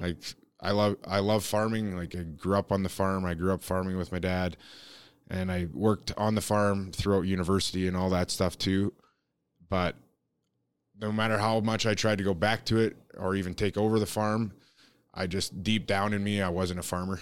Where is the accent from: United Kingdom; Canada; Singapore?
Canada; growing up in Canada